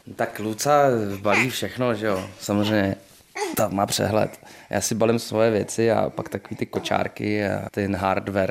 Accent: Prague, Czechia; jsem Pražák

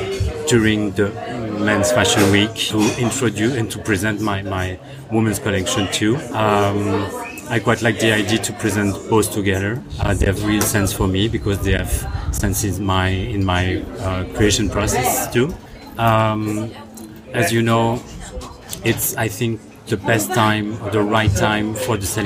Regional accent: Belgium; moved away; also born or lived in Brussels; I come from Belgium

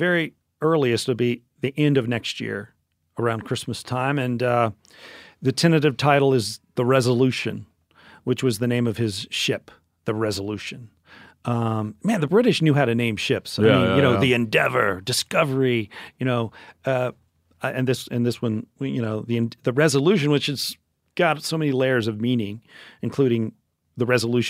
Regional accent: Memphis, Tennessee, United States; because I am from Memphis and, we consider ourselves the barbecue capital of the world

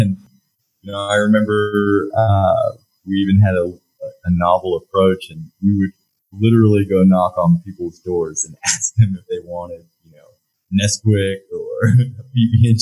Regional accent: Lake Jackson, Texas, United States; also born or lived in Baton Rouge, Louisiana / Oklahoma; in fourth grade, we moved to Lake Jackson, Texas. And that's where I grew up and went to high school

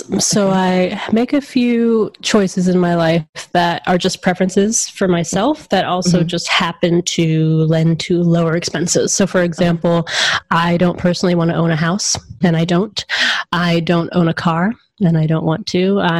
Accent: Atlanta, Georgia, United States; now in Seattle, United States; I grew up in Atlanta

